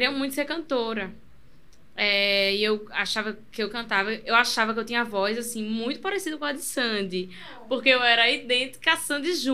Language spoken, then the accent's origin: Portuguese; Moreno, Pernambuco, Brazil; born or raised there; also born or lived in Recife